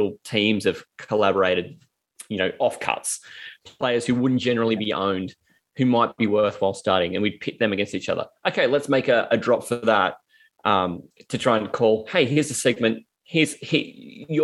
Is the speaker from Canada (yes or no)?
no; Australia